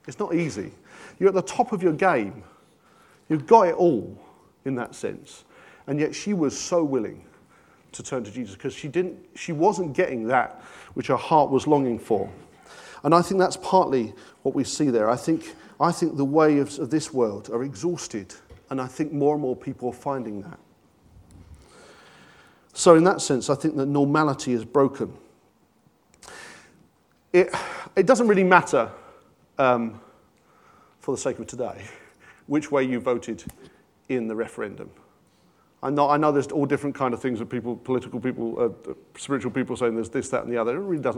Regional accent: London, United Kingdom; But I went to a comprehensive and I grew up in North London.

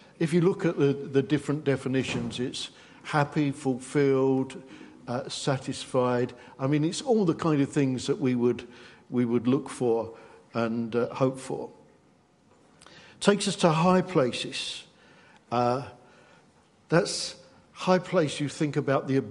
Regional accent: England, United Kingdom; because we're English

